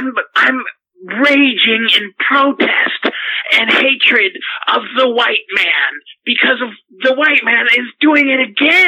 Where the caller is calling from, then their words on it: Boulder, Colorado, United States; I'm calling from Boulder, Colorado.